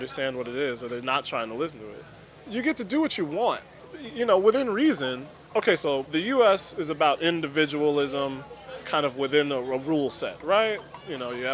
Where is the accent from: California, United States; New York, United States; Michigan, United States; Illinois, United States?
Illinois, United States; Chicago; I'm from South Shore